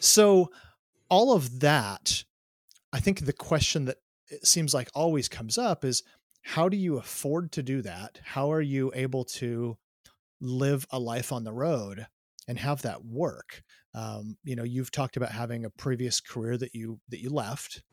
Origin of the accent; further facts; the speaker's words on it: Myrtle Point, Oregon, United States; I grew up in a tiny town here in Oregon.